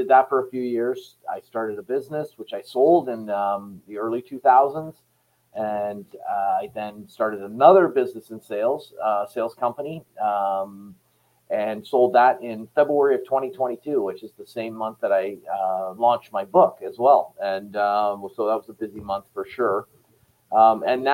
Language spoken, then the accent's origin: English; Canada; I was really a Canadian guy running a Canadian company